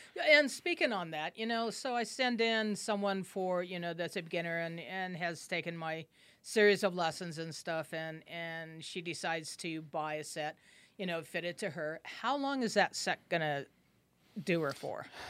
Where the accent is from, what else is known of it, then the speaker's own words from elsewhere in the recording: Albuquerque, New Mexico, United States; I grew up here in Albuquerque